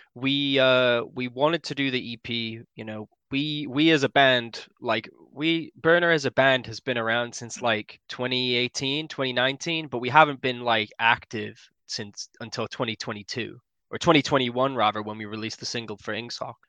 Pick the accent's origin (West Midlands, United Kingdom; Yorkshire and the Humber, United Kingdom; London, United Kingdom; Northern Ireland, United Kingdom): Yorkshire and the Humber, United Kingdom; I'm from West Yorkshire